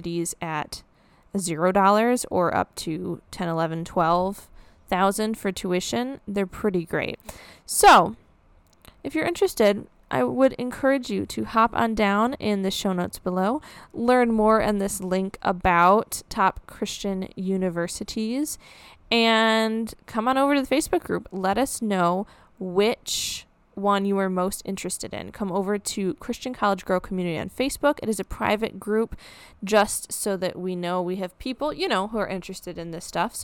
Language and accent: English; Midwest, United States; I'm from the Midwest